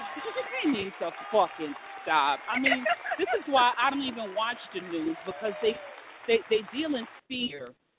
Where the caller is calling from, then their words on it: New York City, New York, United States; Oh, my God. Hi. I am live from New York City. It is snowing out here.